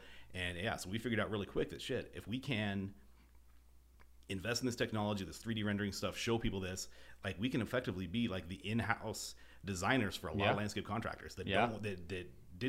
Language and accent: English; Boise, Idaho, United States; also born or lived in Northern California; I grew up in Boise for the most part. You know, I was born here, moved away, lived in Northern California for a number of years when I was a kid, you know, went to high school, went to college here.